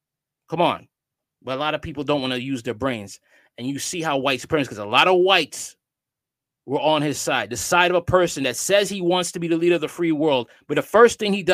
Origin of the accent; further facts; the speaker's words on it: Miami, Florida, United States; It was humbling to learn about the world well beyond my hometown of Miami from the firsthand account of my classmates.